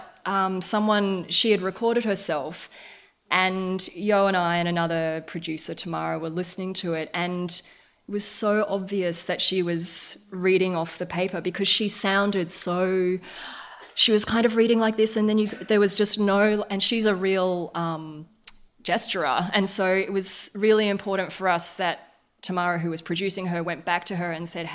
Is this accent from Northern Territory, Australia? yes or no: yes; Darwin, Northern Territory, Australia; I grew up in Darwin